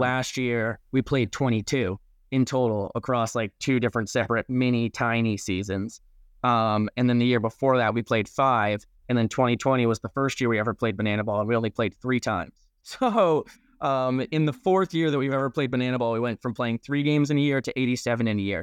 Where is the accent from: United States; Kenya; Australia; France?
United States; Saugerties, New York; moved away; my hometown of Saugerties